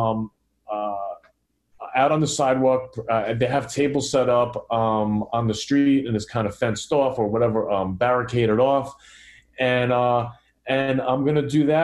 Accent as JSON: {"language": "English", "area": "Rockland County", "region": "New York", "country": "United States", "tie": "born or raised there", "also_born_or_lived": "Staten Island, New York", "accent": "New York", "said": "I lived in Staten Island until I was about 10. And then we moved up to Rockland County"}